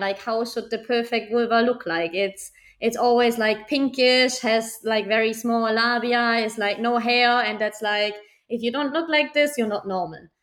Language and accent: English; Germany; now in Barcelona, Spain; I'm from Germany. I live in the beautiful city of Barcelona currently